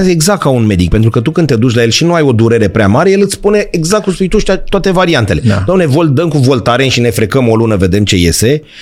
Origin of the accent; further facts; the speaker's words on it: Bucharest, Romania; noi nu putem la Piatra Neamț să mergem să locuim, că noi suntem din București